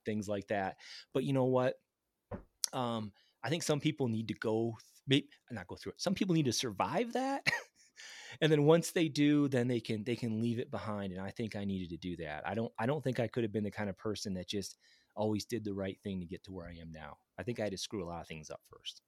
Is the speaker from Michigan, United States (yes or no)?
yes; Grand Rapids, Michigan, United States; moved away; I grew up in Grand Rapids, Michigan, next to the Fisher Body G M plant